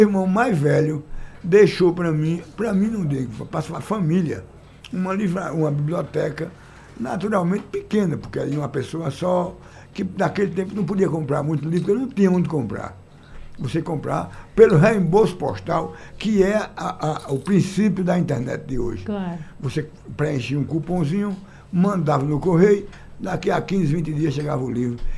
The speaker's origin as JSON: {"language": "Portuguese", "town": "Salgueiro", "region": "Pernambuco", "country": "Brazil", "tie": "born or raised there", "said": "lá no sertão de Pernambuco, eu nasci e me criei lá em Salgueiro"}